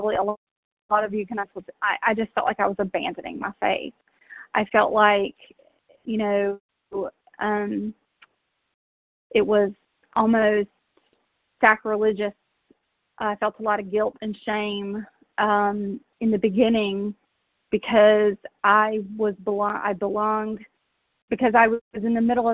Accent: South Georgia, United States; now in Tennessee, United States; I grew up in South Georgia

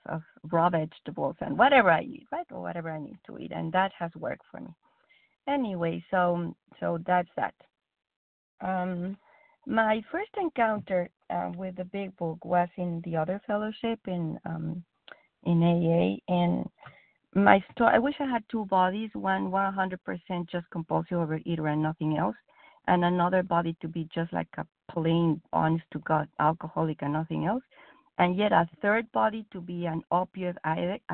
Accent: Mexico; English is a second language; now in United States; I'm Mexican. English is not my first language

